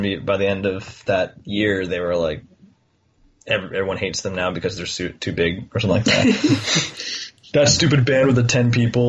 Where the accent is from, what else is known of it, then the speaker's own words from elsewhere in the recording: Florida, United States; I grew up in Florida